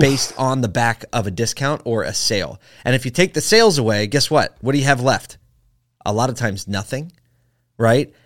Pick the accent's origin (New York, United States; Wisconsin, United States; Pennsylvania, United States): Pennsylvania, United States; Philadelphia; I'm from Philly.